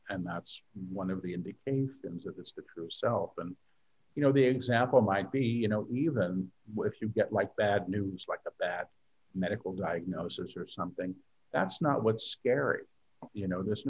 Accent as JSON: {"language": "English", "town": "New York City", "region": "New York", "country": "United States", "tie": "born or raised there", "moved": "as an adult", "lives_now": "Maui, United States", "said": "I'm a New Yorker. You know, I lived in New York my entire life"}